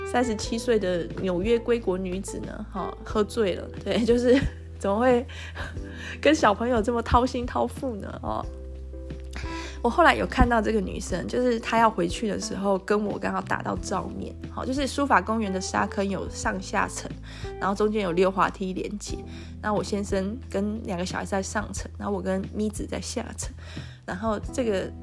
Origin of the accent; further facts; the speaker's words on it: Taiwan; 跟我们台湾人不一样的长相